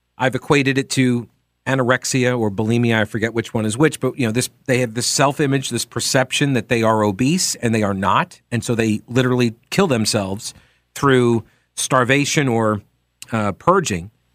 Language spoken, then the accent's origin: English; Long Island, New York, United States; I was born on Long Island